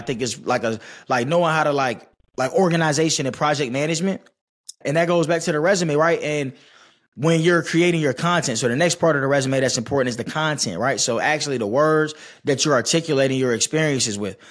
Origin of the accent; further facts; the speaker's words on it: Stone Mountain, Georgia, United States; I'm from Snow Mountain, Georgia.